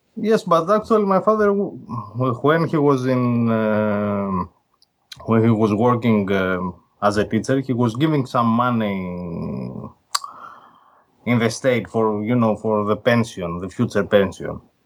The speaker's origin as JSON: {"language": "English", "country": "Greece", "said": "I'm from Greece, I'm Greek"}